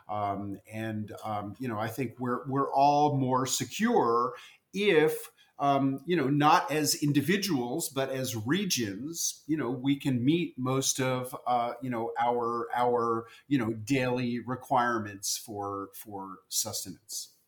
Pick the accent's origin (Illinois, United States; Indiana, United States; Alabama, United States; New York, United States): New York, United States; New York City; as a kid growing up in New York City, I loved pickles